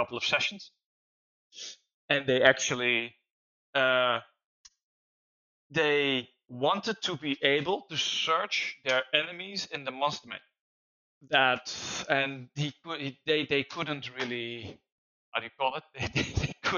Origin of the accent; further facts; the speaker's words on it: Netherlands; I'm from Holland